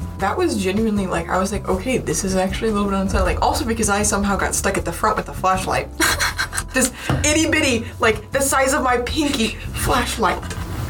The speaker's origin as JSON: {"language": "English", "region": "Nebraska", "country": "United States"}